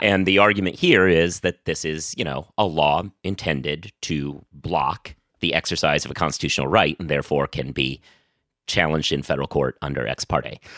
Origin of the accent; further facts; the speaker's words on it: New York City, New York, United States; as a New Yorker